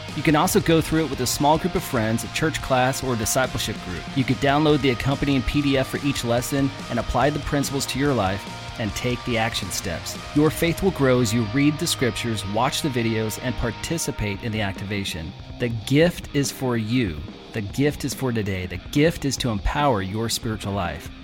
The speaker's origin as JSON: {"language": "English", "town": "Eugene", "region": "Oregon", "country": "United States", "tie": "born or raised there", "moved": "yes", "said": "I grew up in the Pacific Northwest"}